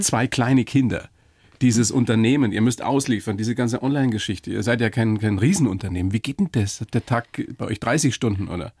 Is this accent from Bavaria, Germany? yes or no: yes; Weiden, Bavaria, Germany; Ich bin ja selber aus der Oberpfalz, aus Weiden